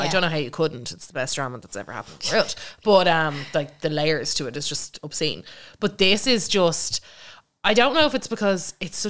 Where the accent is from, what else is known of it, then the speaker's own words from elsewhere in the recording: Ireland; I'm in Donegal.